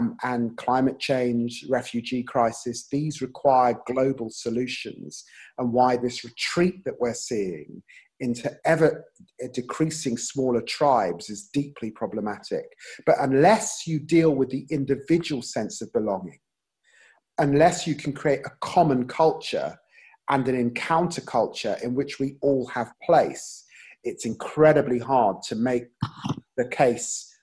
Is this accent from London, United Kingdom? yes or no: yes; London, United Kingdom; also born or lived in Peterborough; growing up in Tottenham and the Caribbean community into which I grew up